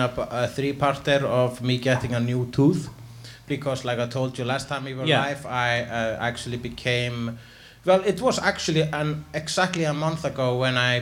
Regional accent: Iceland; I am an Icelandic person

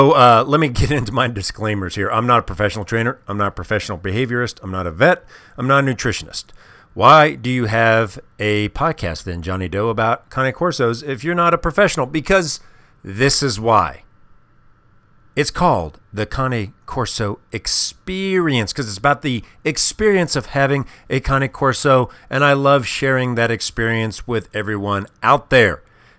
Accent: Midwest, United States; When I was a kid, I grew up in the Midwest.

